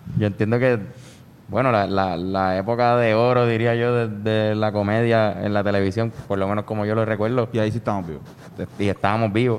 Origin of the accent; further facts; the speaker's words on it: San Juan, Puerto Rico; also born or lived in Trujillo Alto; Nací en el Presby, después eh, viví por por 10 años en Río Piedra, me mudé hacia mm. me mudé a Trujillo Alto y ahora volví a Río Piedra